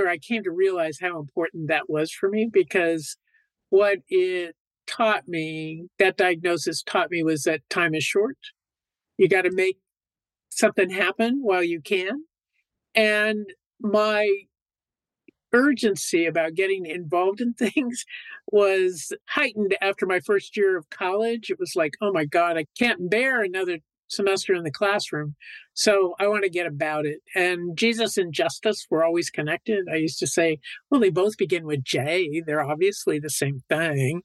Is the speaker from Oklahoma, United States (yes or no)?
no; Long Beach, California, United States; I grew up in California, in Long Beach, Southern California, so I'm a California girl